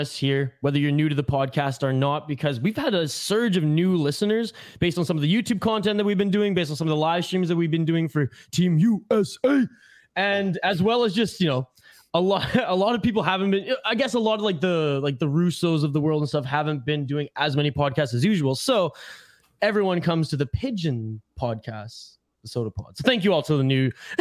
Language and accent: English; Canada; I wear the Canadian flag with pride right now